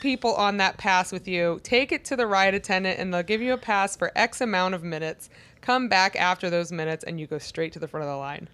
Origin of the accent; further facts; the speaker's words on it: Maryland, United States; Growing up in Maryland